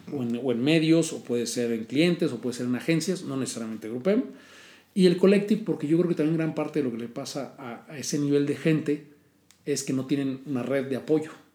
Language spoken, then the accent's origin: Spanish; Mexico; moved away as an adult; also born or lived in London, United Kingdom / United States; yo soy de México